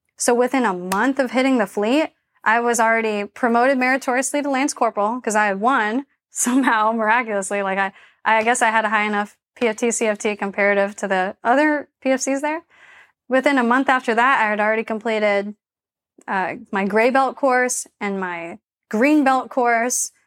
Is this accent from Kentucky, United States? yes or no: no; Charlotte, North Carolina, United States; moved away as an adult; also born or lived in Japan; So I was born and raised in Charlotte, North Carolina. I grew up in, like, a rural area outside of the city.